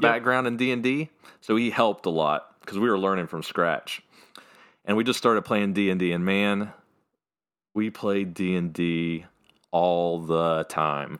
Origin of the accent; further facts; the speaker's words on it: Fairview, North Carolina, United States; I was born and raised in a place called Fairview, North Carolina